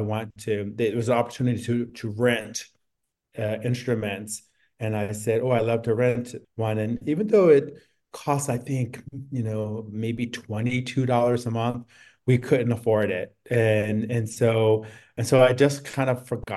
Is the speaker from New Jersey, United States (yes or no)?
yes; East Orange, New Jersey, United States; I grew up in New Jersey, and I was living in a city, East Orange, outside of Newark